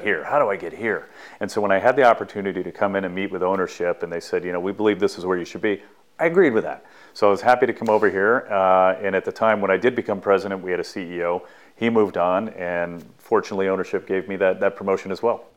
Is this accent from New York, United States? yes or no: no; Southern California, United States; growing up in Southern California